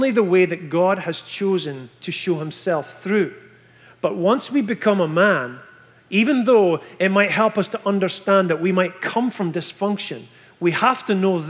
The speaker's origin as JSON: {"language": "English", "region": "Scotland", "country": "United Kingdom", "moved": "as an adult", "said": "from Scotland"}